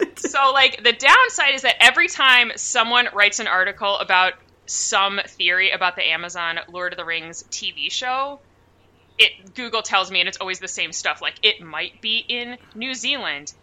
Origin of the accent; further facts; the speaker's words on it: United States; I have Norwegian heritage, but I'm just American